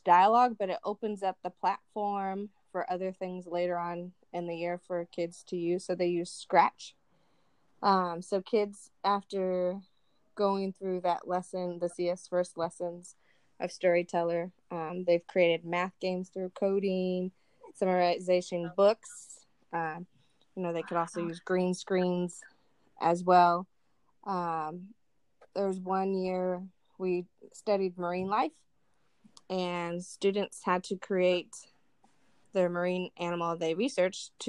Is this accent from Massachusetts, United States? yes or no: no; Minden, Nevada, United States; moved away as an adult; now in Las Vegas, United States; I am born and raised in Nevada. I grew up in northern Nevada near Lake Tahoe, a small town called Minden or Garnerville